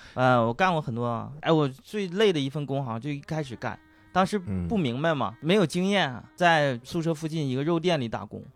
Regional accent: Northeast China, China; 我东北人很好

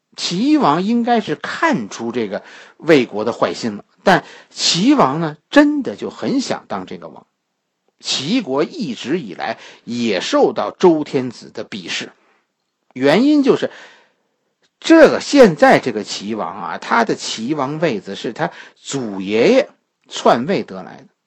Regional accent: Beijing, China; 我们北京人

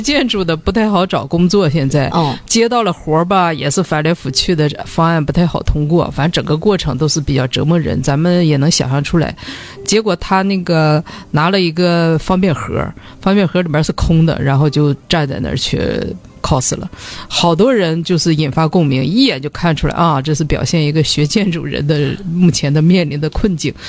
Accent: China; 我们中国人相对来说，就是寻找快乐的能力，我觉得相比较弱。

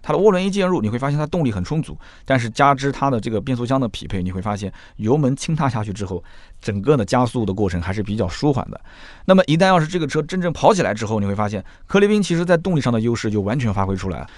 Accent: Nanjing, Jiangsu, China; 我们南京人

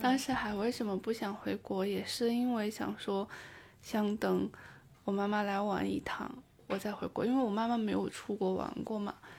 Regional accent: Taiyuan, Shanxi, China; moved away as an adult; now in Edinburgh, United Kingdom; 我是山西太原人。北方人，中原

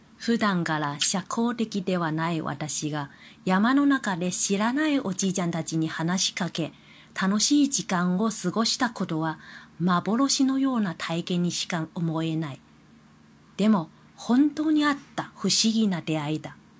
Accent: China; Japanese is a second language; moved away as an adult; now in Kobe, Japan; 私はもともと中国人なので、中国語はできることは当たり前のことではないか。

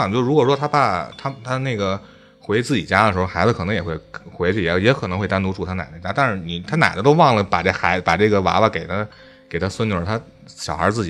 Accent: Beijing, China; 其实我我觉得咱们北京传的最火的就应该是香山那三三零的那个

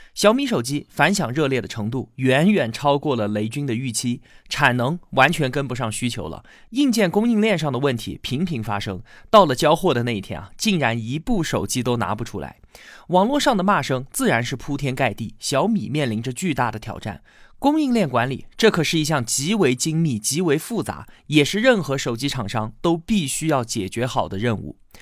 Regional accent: China; 我们中国人的读写习惯

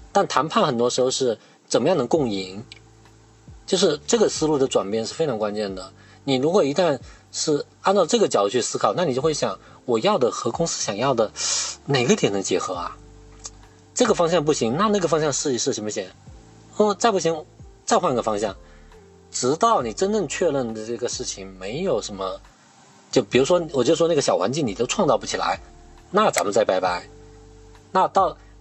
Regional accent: Guangxi, China; moved away as an adult; also born or lived in Beijing; 因为我广西人嘛

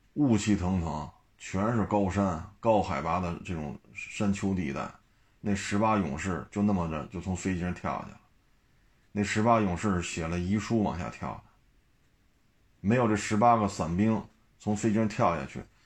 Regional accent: China; 我作为一个中国人

